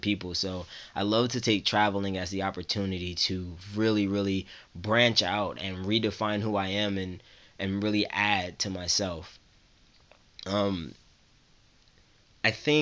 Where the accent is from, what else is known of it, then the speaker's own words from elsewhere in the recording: New Jersey, United States; I'm from New Jersey, so I'm used to snow.